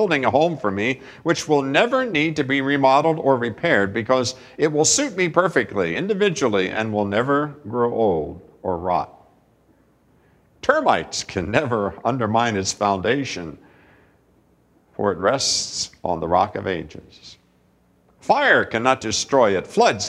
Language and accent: English; United States; us Americans to get that picture because we have grown up in a culture that says that America is a Christian nation